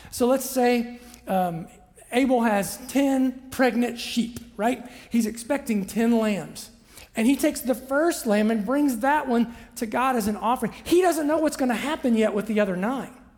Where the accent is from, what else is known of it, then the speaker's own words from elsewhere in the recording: Southern Ohio, United States; I'm a kid from Southern Ohio